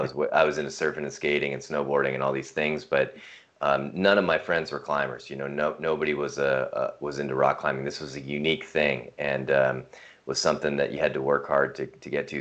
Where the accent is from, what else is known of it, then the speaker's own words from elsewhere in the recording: north of Seattle, Washington, United States; moved away as an adult; also born or lived in Hawaii; now in Missoula, United States; We were raised uh, north of Seattle, which is uh, west of here in Washington State